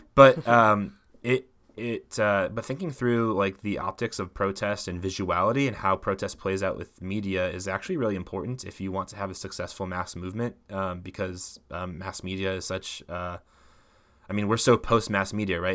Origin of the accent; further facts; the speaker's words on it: Midwest, United States; I'm from the Midwest